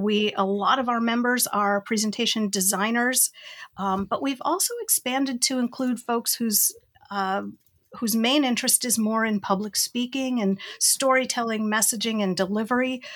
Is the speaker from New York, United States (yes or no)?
yes; Rochester, New York, United States; I'm from Rochester, New York, way upstate Western New York